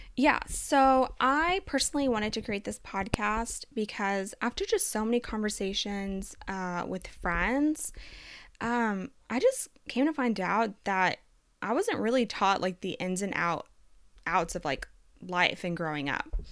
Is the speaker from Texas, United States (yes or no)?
yes; Texas, United States; also born or lived in Colombia; I am from Colombia, South America, born and semi-raised there. I moved to the United States at the age of five. Um, since then, I've lived in Texas, uh, until now